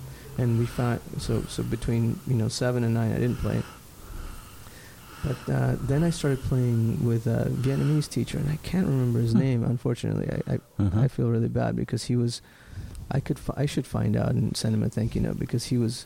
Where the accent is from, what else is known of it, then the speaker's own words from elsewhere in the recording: Lima, Peru; I was born in Lima, Peru